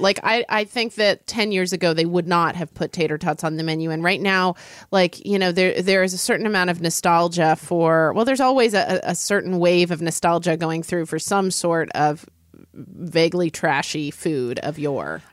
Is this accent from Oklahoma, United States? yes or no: yes; Oklahoma, United States; I grew up in Oklahoma